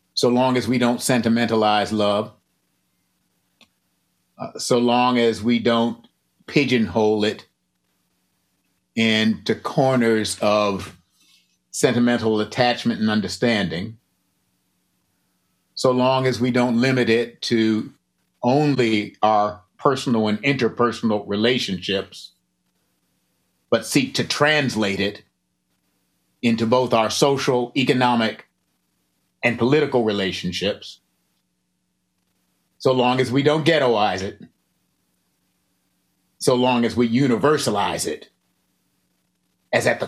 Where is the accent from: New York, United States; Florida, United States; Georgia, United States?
New York, United States; Buffalo; also born or lived in the South; now in Southern United States; I live in the South right now, but be that as it may, I grew up in Buffalo